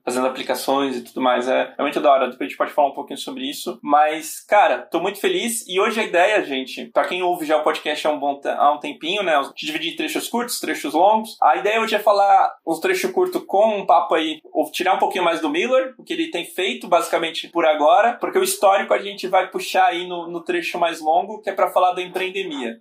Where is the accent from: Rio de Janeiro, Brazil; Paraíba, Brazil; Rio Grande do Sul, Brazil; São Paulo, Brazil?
São Paulo, Brazil; also born or lived in Bahia; Eu sou da Bahia originalmente, mas fui criado praticamente aqui em São Paulo